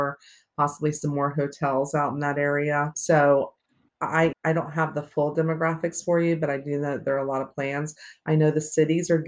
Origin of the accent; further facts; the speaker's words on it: Lake Mary, Florida, United States; moved away as an adult; now in DeLand, United States; I was born and raised in Lake Mary